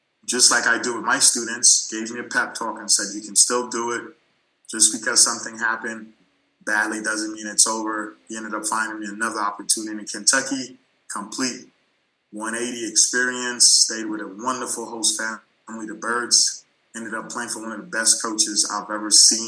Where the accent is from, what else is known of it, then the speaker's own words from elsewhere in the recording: U.S. Virgin Islands; moved away; I'm from St. Thomas, United States Virgin Islands